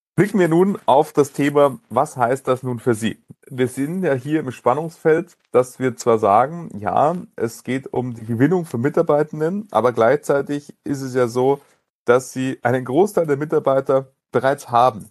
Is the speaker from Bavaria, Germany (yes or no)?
yes; Munich, Bavaria, Germany; weil ich in München geboren bin, München meine Heimatstadt ist